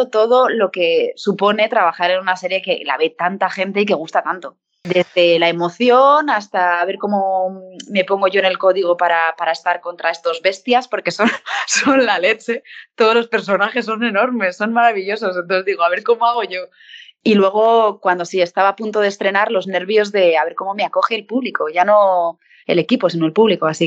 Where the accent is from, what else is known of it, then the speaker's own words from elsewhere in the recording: Bilbao, Basque Country, Spain; born there; now in Madrid, Spain; Yo nací en Bilbao, lo que pasa es que lo que me queda es el Athletic de Bilbao